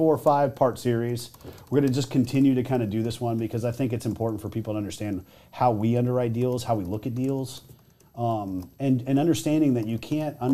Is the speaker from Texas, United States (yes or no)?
yes; Texas, United States; I'm from Texas.